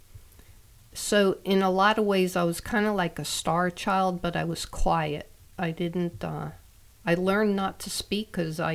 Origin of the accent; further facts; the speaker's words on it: Long Island, New York, United States; I grew up on Long Island, New York, in a little town